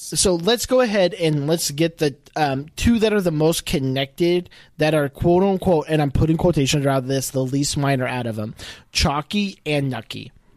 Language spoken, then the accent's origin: English; Ireland; I'm Irish